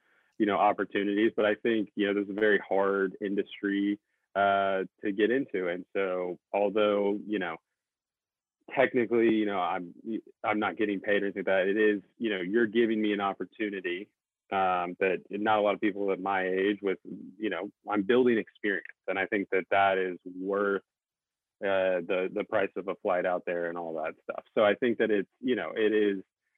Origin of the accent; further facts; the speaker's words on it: the South, United States; I grew up in the South, still live in the South in the U.S.